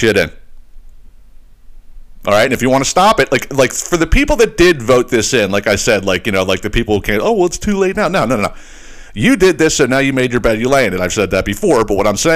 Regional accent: Northeast, United States; a family that we grew up with in the Northeast

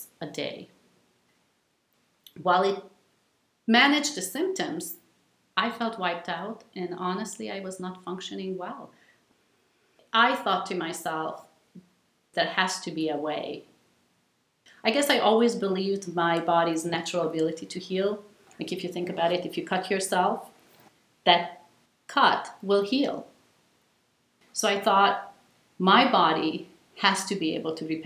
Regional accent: Hungary; moved away as an adult; I was born in Hungary and lived there until the end of high school. Came to college here.

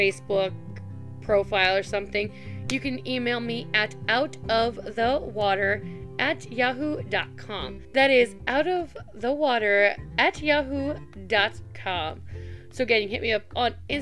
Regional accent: Midwest, United States; moved away as an adult; also born or lived in Tennessee / North Carolina; I grew up on the Ohio River

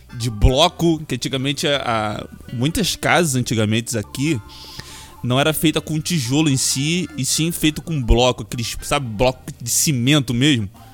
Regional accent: Duque de Caxias, Rio de Janeiro, Brazil; Não, mas eu cresci aqui, cara. Eu nasci em Duque de Caxias

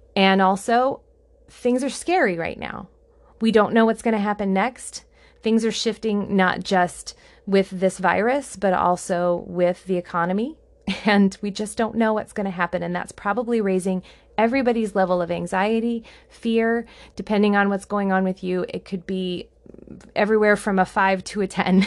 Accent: United States; I am an American

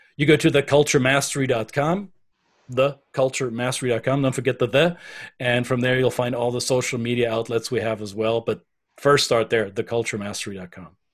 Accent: Bavaria, Germany; first language German; English is a second language; now in United States; I'm German by passport, I'm um, American by choice, and I am a Bavarian at heart.

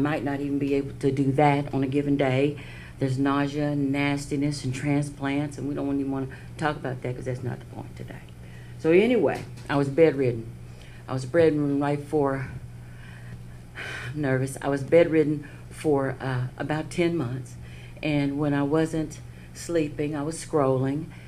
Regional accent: Lake Charles, Louisiana, United States; also born or lived in Los Angeles / Dallas; now in Cincinnati, United States; I was born in Lake Charles, Louisiana, 60 years ago

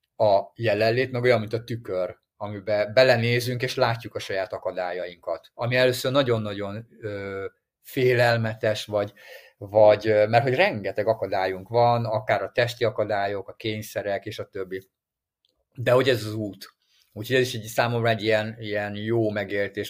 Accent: Hungary; ha mi magyarok vagyunk

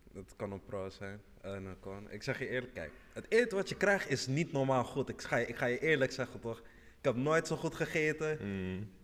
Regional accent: Senegal; ik kom uit Senegal

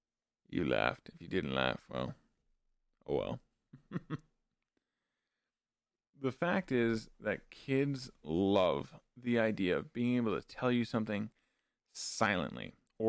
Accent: Canada; being a Canadian, having a bilingual national identity, I am by no means fluent in French, but I do tend to use what I do know mixed into my English.

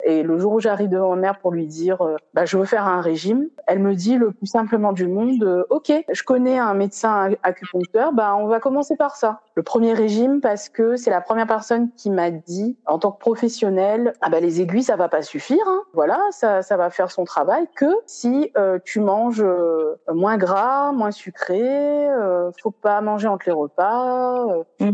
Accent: Réunion; also born or lived in Metropolitan France; now in France; j'ai quitté la Réunion pour venir en, dans l'Hexagone.

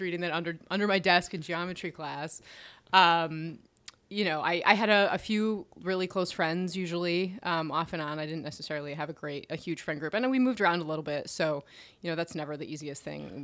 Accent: Philadelphia, Pennsylvania, United States; also born or lived in Detroit, Michigan / Florida; I mostly grew up in the Philadelphia area

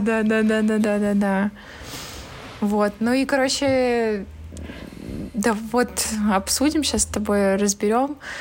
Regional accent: Barnaul, Altai Krai, Russia; так как я родом из Барнаула, я частенько ездила в Горный Алтай

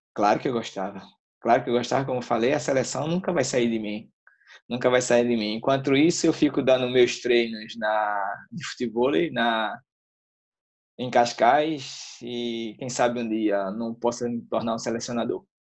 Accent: Northeast Region, Brazil; now in Portugal; eu sou do Nordeste

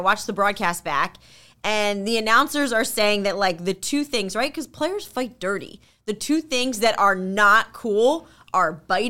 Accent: Philadelphia, Pennsylvania, United States; moved away; It was to Philadelphia, which is my hometown.

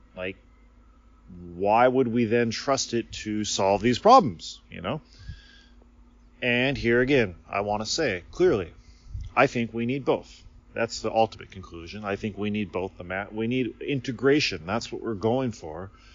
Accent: United States; moved away as an adult; now in Japan; I grew up in America

